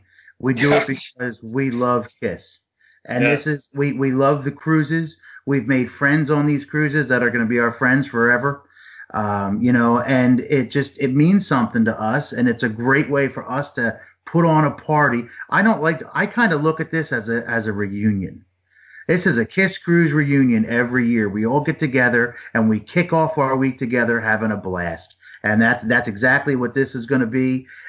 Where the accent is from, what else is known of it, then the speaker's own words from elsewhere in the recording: New Jersey, United States; I'm an Italian from Jersey.